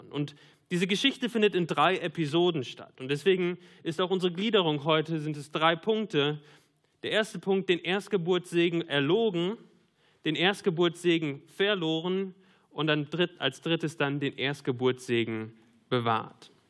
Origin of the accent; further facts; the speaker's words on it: North Rhine-Westphalia, Germany; Ja, ich komme aus dem Münsterland. Ich mag den Münsterland-Tatort.